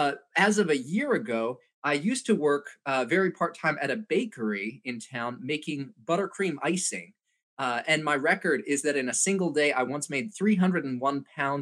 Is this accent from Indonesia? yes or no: yes; Indonesia; now in United States; because I grew up overseas in Indonesia and had sort of a mixed understanding of my sense of national identity because I had parents who were from America and I was very white in a country that was not very white. And then I moved back to the States